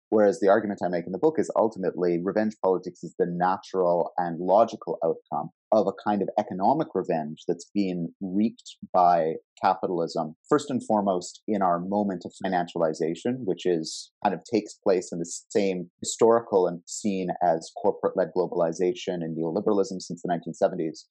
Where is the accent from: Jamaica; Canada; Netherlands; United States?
Canada; here in my home country of Canada